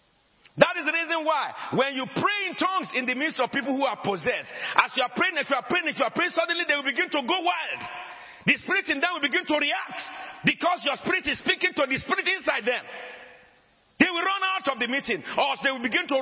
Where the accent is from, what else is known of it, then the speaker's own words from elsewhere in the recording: Ashanti, Ghana; first language Ashanti Twi; English is a second language; I am a Ghanaian. I speak Ashanti.